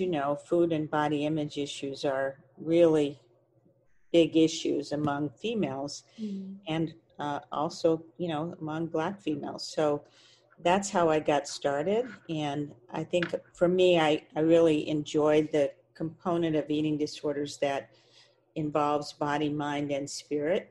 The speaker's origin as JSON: {"language": "English", "region": "Texas", "country": "United States", "tie": "born or raised there", "said": "I grew up in Texas"}